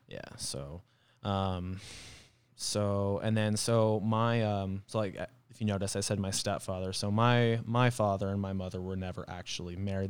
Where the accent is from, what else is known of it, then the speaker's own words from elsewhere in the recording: Flagstaff, Arizona, United States; also born or lived in Page, Arizona / Mesquite, Nevada / Kingman, Arizona / Ohio; I spent most of my childhood when I lived in Flagstaff